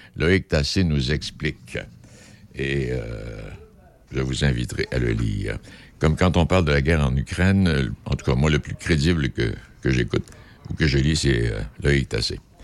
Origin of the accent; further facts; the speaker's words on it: Quebec City, Quebec, Canada; chez nous à Québec